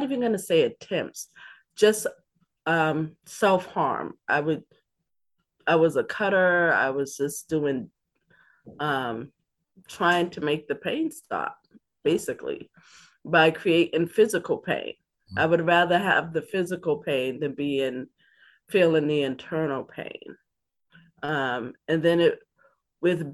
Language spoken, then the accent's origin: English; Boston, Massachusetts, United States; also born or lived in Dorchester, Boston; I grew up in Roxbury. I am a Roxburyan, also grew up in Dorchester